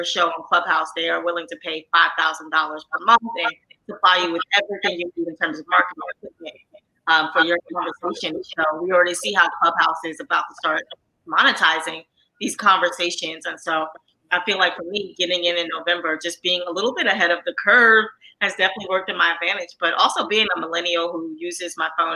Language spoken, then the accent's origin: English; New York City, New York, United States; I grew up in Harlem, New York, you know, so not where I'm from, not everyone read the New York Times for sports news.